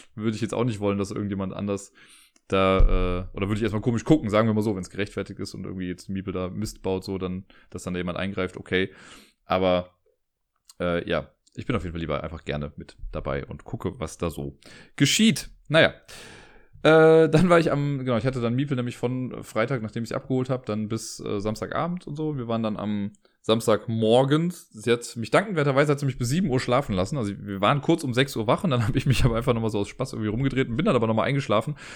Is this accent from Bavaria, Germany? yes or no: no; Cologne, North Rhine-Westphalia, Germany; auch wenn ich gebürtiger Kölner bin